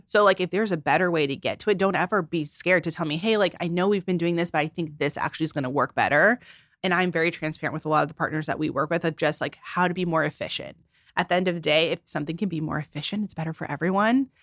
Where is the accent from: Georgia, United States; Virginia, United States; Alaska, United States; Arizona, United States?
Arizona, United States; Phoenix; moved away as an adult; now in Los Angeles, United States; I'm just from Phoenix, Arizona